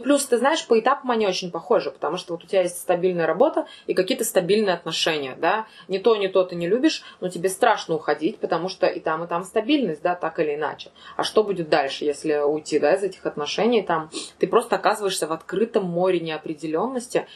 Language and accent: Russian; Ufa, Bashkortostan, Russia; also born or lived in Moscow; я думала, что это будет всего лишь отпуск, и что я 3-4 месяца побуду дома